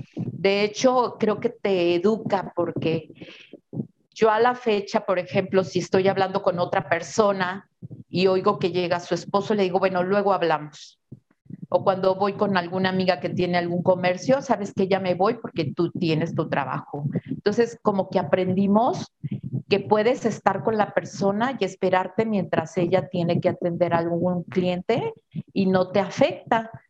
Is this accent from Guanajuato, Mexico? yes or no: yes; Irapuato, Guanajuato, Mexico; Mis papás, pues, son personas que vinieron a Irapuato de Zacatecas